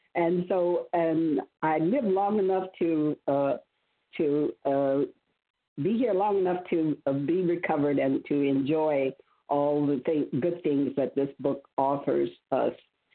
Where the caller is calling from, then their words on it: Virginia, United States; From Virginia.